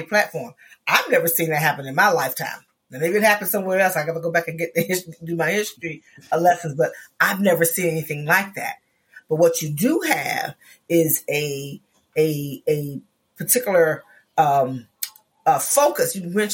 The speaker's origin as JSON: {"language": "English", "region": "Florida", "country": "United States", "said": "I come from Florida"}